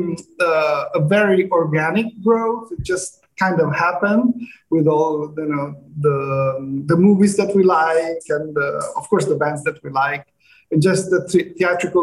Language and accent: English; Rome, Lazio, Italy; Rome, Italy. Rome